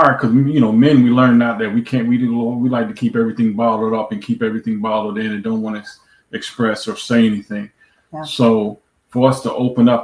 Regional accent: New York, United States; moved away as an adult; also born or lived in Florida; now in Texas, United States; we moved from New York, where we've been our whole lives, to move to Florida, and then from Florida to Texas

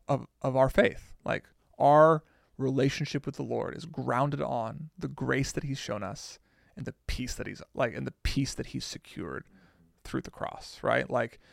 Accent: United States; Because I'm American.

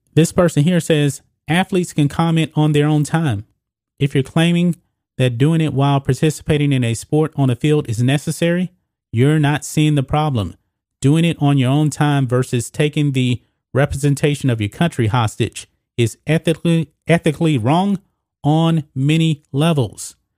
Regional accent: United States; I'm an American

